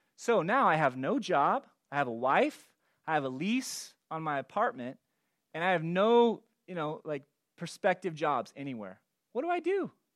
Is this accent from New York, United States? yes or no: no; California, United States; moved away as an adult; also born or lived in Gresham, Oregon; I grew up in California